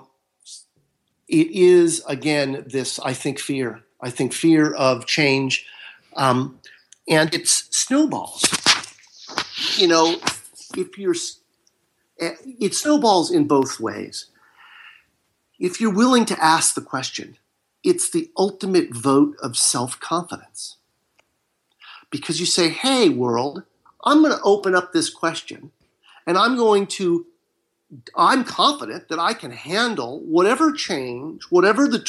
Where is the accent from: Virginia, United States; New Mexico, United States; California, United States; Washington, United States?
California, United States; Marin County, Northern; now in Southern California, United States; I was raised in Northern California, in Marin County